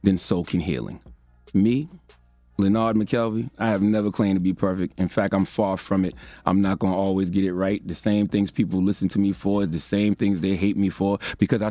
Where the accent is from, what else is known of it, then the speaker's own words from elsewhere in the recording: Moncks Corner, South Carolina, United States; my hometown of Monk's Corner, South Carolina